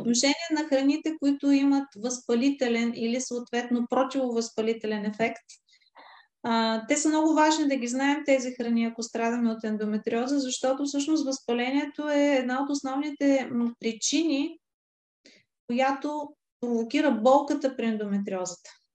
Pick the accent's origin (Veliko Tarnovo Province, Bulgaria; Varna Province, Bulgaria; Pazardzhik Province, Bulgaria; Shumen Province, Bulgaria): Varna Province, Bulgaria; Varna; аз съм от Варна